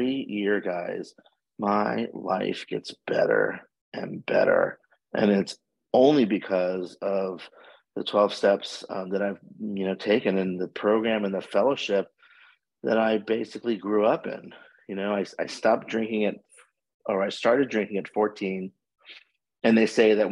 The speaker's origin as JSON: {"language": "English", "town": "Washington", "region": "District of Columbia", "country": "United States", "moved": "as an adult", "lives_now": "Fort Lauderdale, United States", "said": "I am originally from Washington, D.C., and I have been living in Fort Lauderdale, Florida, for about 32 years"}